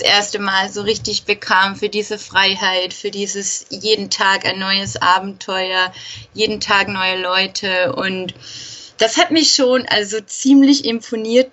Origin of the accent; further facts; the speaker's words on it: Austria; Ich komme aus Österreich